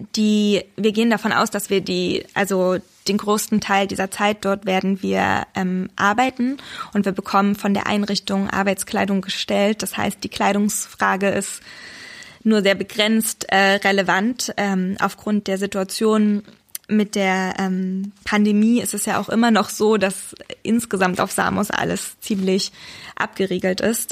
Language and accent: German; Saxony, Germany; Ich bin in, in Sachsen geboren und aufgewachsen